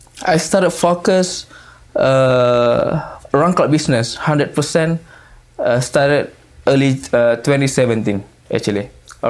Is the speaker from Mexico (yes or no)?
no; Johor Bahru, Johor, Malaysia; I'm from Malaysia. Mm-hmm. So my hometown is Johor Bahru.